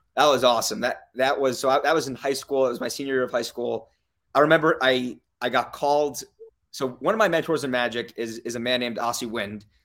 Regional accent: Las Vegas, Nevada, United States; also born or lived in New York / Saint Louis; I was born in New York. I moved to Las Vegas when I was five. I, I grew up here

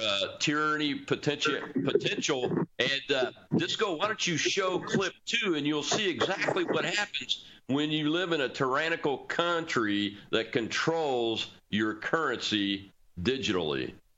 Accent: Mississippi, United States; my home state of Mississippi

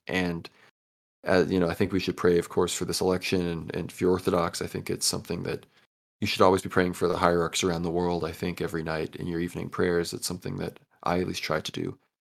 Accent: United States; as an American

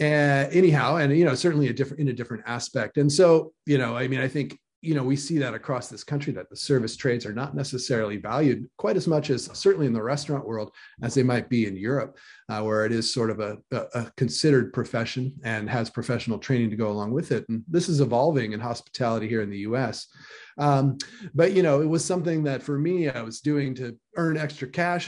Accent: California, United States; also born or lived in San Fernando Valley, California / Bay Area, California; I grew up in Lake Tahoe

